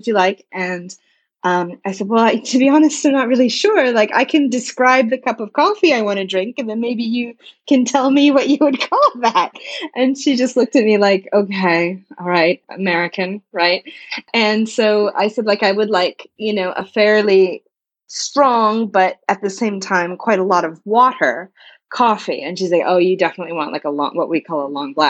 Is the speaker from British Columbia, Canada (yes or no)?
no; Cole Harbour, Nova Scotia, Canada; moved away as an adult; also born or lived in Incheon, South Korea / Hanoi, Vietnam / Japan; now in China; I'm originally from Canada, Nova Scotia. Place outside of Halifax called Cole Harbour, which is basically a suburb of Halifax.